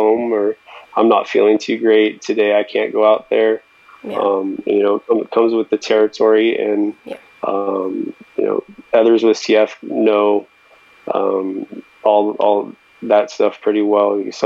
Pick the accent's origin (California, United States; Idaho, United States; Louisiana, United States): California, United States; Bay Area; Born and raised in the Bay Area, very close to yourself, and, been loving living here ever since